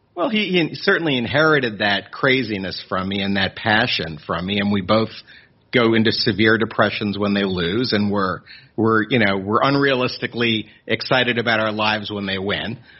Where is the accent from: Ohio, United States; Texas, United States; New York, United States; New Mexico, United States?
New York, United States; Long Island; moved away as an adult; now in Philadelphia, United States; I grew up on Long Island